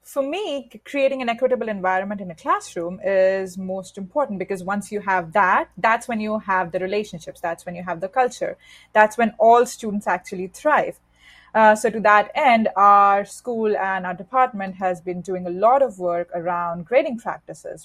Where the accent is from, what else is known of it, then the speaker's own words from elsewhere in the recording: India; moved away; I was born and raised in India